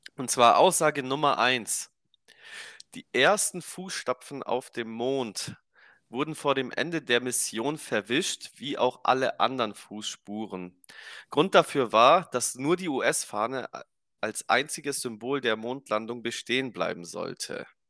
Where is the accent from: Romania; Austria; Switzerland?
Romania; Bei uns in Rumänien